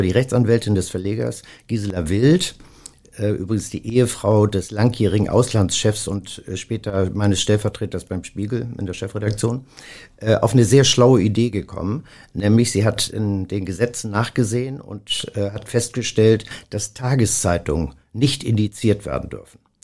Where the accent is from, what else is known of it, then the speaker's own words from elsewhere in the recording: Stade, Lower Saxony, Germany; moved away as an adult; now in Hamburg, Germany; ich komme zwar, wie gesagt, aus Stade